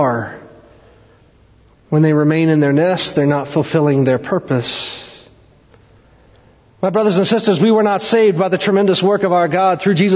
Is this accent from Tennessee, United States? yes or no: yes; East Tennessee, United States; moved away; I grew up in East Tennessee. I actually went to the same high school as Dolly Parton.